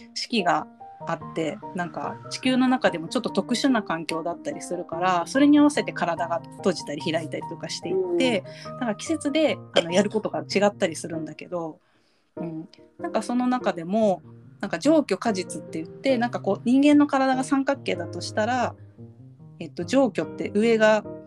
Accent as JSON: {"language": "Japanese", "country": "Japan", "tie": "born or raised there", "said": "私たちは、まあ、日本に育っ生まれてるし日本で今生活してるし"}